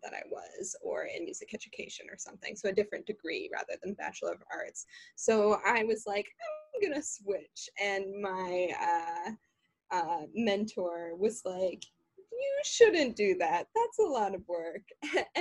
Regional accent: Minnesota, United States; moved away as an adult; also born or lived in Illinois; now in Chicago, United States; I grew up in Minnesota.

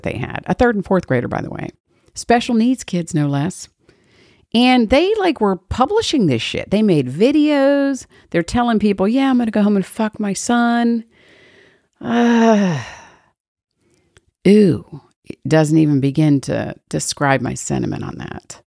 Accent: Georgia, United States; my home state

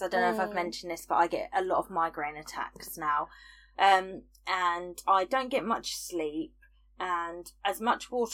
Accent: United Kingdom; I'm British

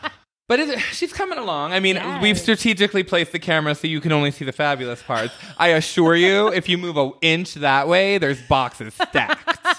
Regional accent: Michigan, United States; now in Las Vegas, United States; Well, because I grew up in Michigan.

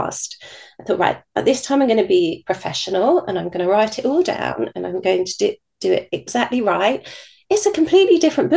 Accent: United Kingdom; being British

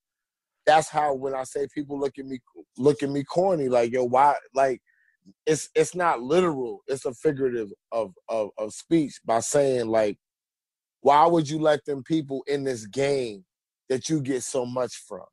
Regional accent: New York City, New York, United States; I'm from Queens

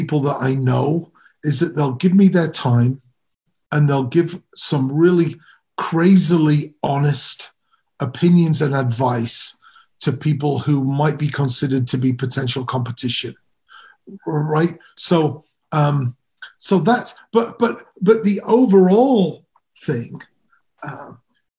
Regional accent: Chicago, Illinois, United States; we're all from Chicago

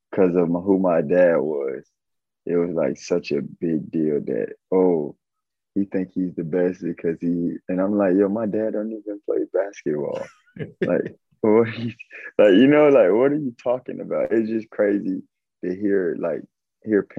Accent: Avon Park, Florida, United States; I came from Avon Park, Florida. It's like 5,000-6,000 people.

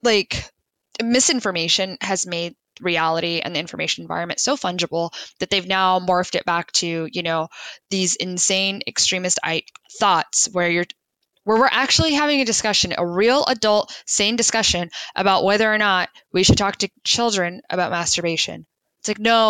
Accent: United States; just as an American

